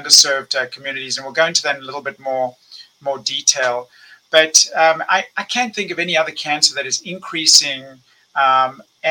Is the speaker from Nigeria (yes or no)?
no; South Africa; moved away as an adult; now in United States; I'm originally from South Africa. I went to medical school there. I left in the mid 1980s